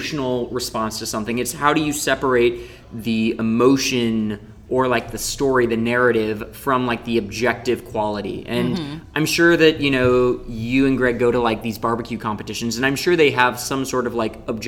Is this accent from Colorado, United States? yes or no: no; St. Louis, Missouri, United States; born or raised there